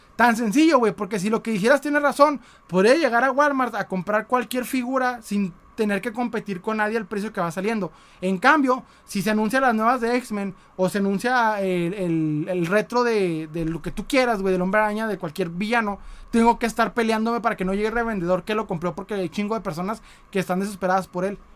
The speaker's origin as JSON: {"language": "Spanish", "country": "Mexico", "said": "como buen mexicano"}